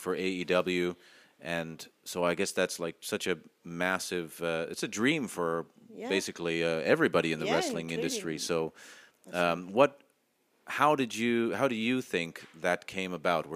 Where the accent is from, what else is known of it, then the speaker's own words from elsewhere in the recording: Canada; now in Finland; I'm actually Canadian